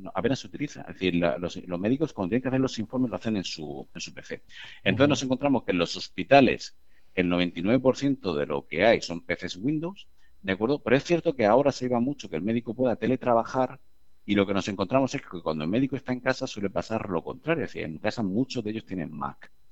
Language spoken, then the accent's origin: Spanish; Murcia, Region of Murcia, Spain; los fundadores, eh, yo entre ellos, somos de Murcia